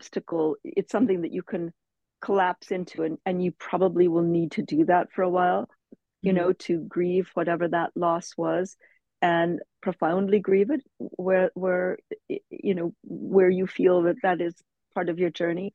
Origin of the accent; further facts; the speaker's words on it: Cedar Rapids, Iowa, United States; moved away as an adult; also born or lived in London, United Kingdom / Nairobi, Kenya; now in Malibu, United States; growing up in Cedar Rapids, Iowa, where I grew up